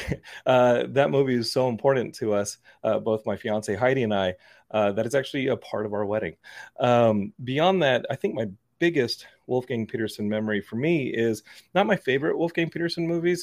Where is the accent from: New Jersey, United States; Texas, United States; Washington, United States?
Texas, United States; Austin; I grew up in Austin